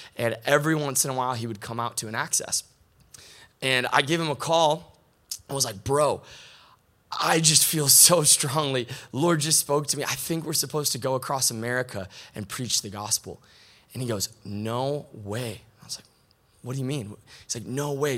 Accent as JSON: {"language": "English", "region": "Michigan", "country": "United States", "also_born_or_lived": "Grand Rapids, Michigan", "said": "I'm from Michigan, but live here in Grand Rapids now"}